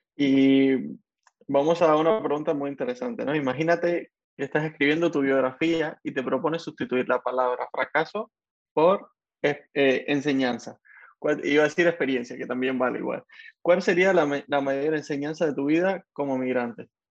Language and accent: Spanish; Havana, Cuba; moved away; Yo también soy de 10 de octubre